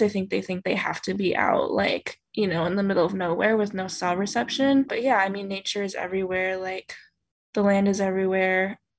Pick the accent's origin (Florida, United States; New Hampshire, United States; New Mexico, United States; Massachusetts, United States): New Mexico, United States; northern New Mexico and Arizona, United States; I grew up in the Southwest, mostly in so called northern New Mexico and Arizona.